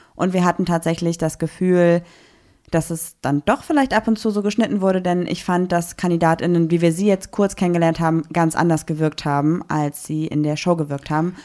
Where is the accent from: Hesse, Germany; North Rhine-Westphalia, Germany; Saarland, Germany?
North Rhine-Westphalia, Germany; Düsseldorf; als Düsseldorferin.